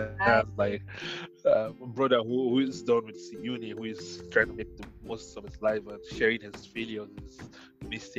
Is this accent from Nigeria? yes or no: yes; Northern Nigeria, Nigeria; I grew up in northern Nigeria where we didn't have access to a lot of things